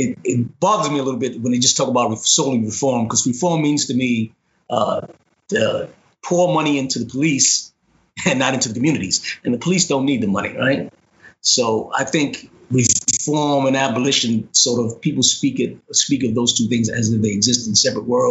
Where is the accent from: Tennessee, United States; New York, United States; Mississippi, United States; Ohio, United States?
New York, United States; New York City; I grew up in the South Bronx